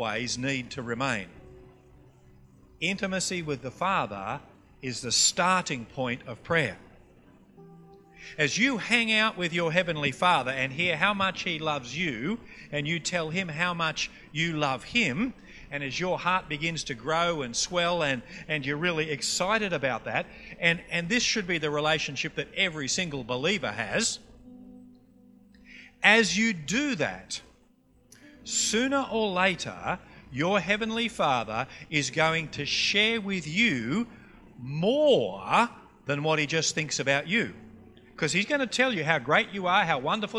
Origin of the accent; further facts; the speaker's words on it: Queensland, Australia; accent: Queensland; also born or lived in Townsville, Queensland; We're from Queensland, and we say g'day to everybody up there